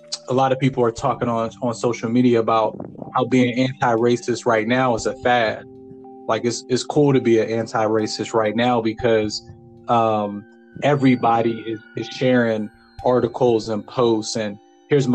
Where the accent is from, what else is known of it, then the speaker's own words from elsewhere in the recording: Farrell, Pennsylvania, United States; now in Pittsburgh, United States; I'm originally from Farrell, PA, small town, Pennsylvania. I'm in Pittsburgh now